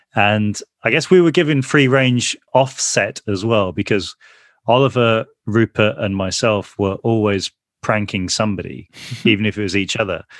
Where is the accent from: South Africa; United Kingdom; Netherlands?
United Kingdom; Birmingham, West Midlands; we grew up in the Aston Villa part of the city